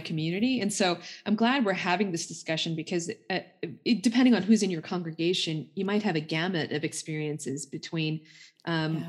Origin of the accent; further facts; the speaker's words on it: United States; myself being Indian American